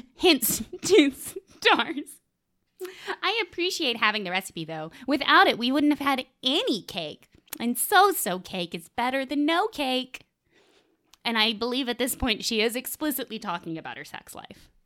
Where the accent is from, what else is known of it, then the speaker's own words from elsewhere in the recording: the South, United States; I'm also from the South